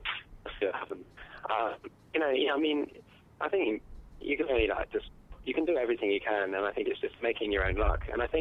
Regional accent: Tasmania, Australia; Well, I'm from Tasmania, so you know, it's a bit weird.

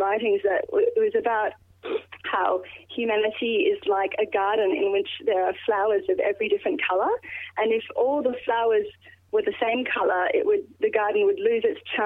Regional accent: Perth, Western Australia, Australia; I'm an Australian and that, yes, I was born here and yes, I belong here

